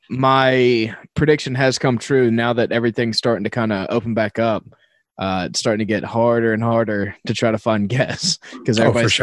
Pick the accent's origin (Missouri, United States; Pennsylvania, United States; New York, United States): Missouri, United States; St. Louis; I'm from Missouri, like St. Louis. I love the Cardinals.